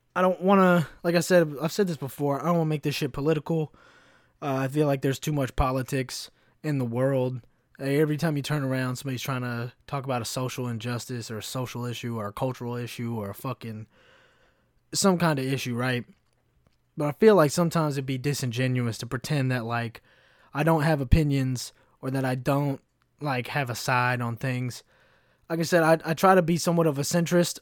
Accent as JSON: {"language": "English", "region": "Kentucky", "country": "United States", "tie": "born or raised there", "also_born_or_lived": "Chicago", "moved": "yes", "said": "growing up in Kentucky, I saw, like, the, the really shitty, like, like, the f-, like, K K K flyers in my fucking hometown."}